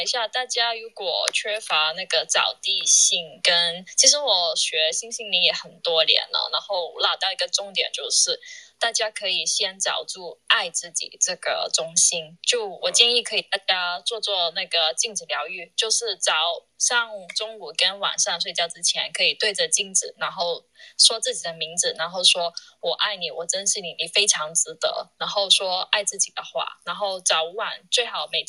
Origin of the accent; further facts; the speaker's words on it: New York, United States; 我是来自纽约的。